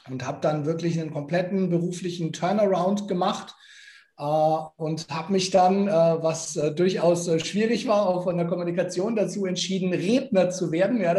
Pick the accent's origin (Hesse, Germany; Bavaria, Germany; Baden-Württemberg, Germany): Bavaria, Germany; Nuremberg; Also ich äh, bin geborener Nürnberger.